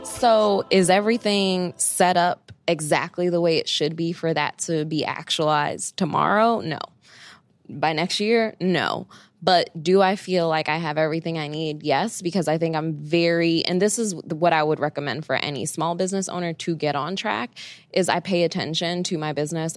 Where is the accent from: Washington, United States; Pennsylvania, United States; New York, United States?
New York, United States; New York City; I grew up in Bed-Stuy, Brooklyn, and then later I moved to East Flatbush area, uh, so always in Brooklyn my whole life